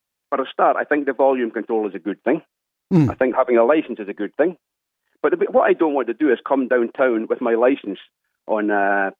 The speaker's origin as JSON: {"language": "English", "town": "Dundee", "region": "Scotland", "country": "United Kingdom", "tie": "born or raised there", "moved": "yes", "lives_now": "Ireland", "said": "I'm just back from busking in my hometown of Dundee over in Scotland for the last couple of months."}